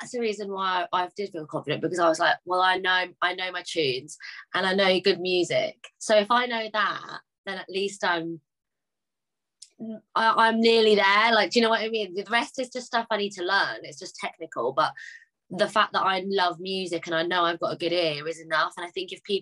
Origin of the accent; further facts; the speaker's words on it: London, United Kingdom; I'm from London